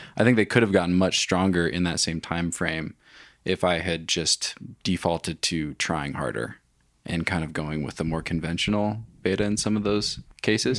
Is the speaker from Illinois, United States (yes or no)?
no; Wenatchee, Washington, United States; also born or lived in Bellingham; I grew up in Wenatchee, but went to school in Bellingham